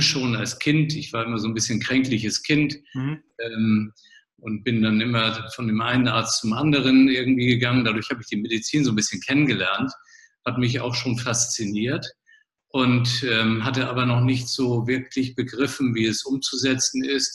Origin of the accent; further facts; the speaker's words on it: Flensburg, Schleswig-Holstein, Germany; moved away as an adult; also born or lived in Kiel / Marburg; geboren in Flensburg, also Grenzstadt zu Dänemark, äh, Mutter Dänen, Vater Hamburger, also schon norddeutsch äh, ausgerichtet